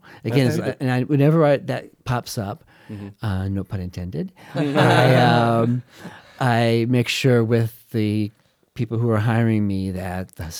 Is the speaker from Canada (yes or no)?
no; St. Louis, Missouri, United States; also born or lived in Texas; We left when I was a baby, so I was raised in St. Louis.